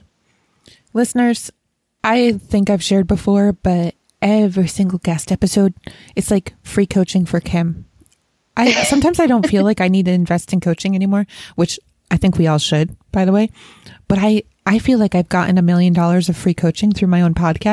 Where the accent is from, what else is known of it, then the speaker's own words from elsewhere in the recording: Rochester, New York, United States; I grew up in Rochester, New York, which is really close to Canada